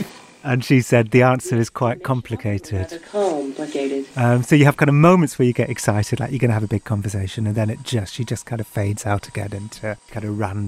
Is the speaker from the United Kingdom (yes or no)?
yes; England, United Kingdom; accent: English